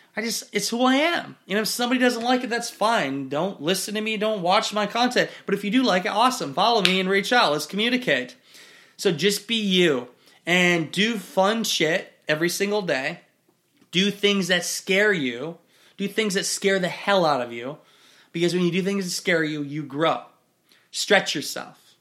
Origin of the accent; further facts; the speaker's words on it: Iowa, United States; in my woods in Iowa